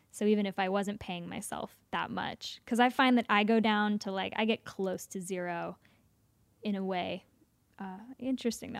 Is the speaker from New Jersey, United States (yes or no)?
no; Nevada City, California, United States; also born or lived in Los Angeles; I grew up in California.